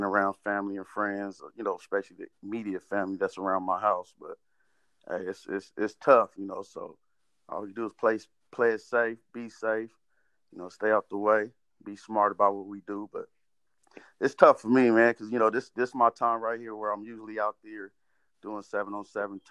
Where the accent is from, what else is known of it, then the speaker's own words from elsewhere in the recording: Fresno, California, United States; growing up in Southwest Fresno